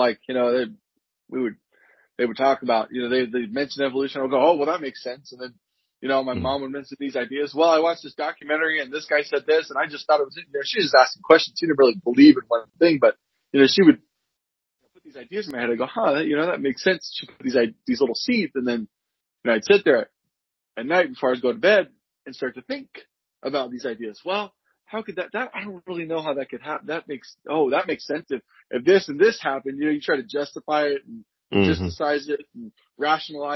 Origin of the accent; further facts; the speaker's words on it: Sacramento, California, United States; also born or lived in Visalia, California; now in Tulare, United States; I am originally from Sacramento, but I live in Tulare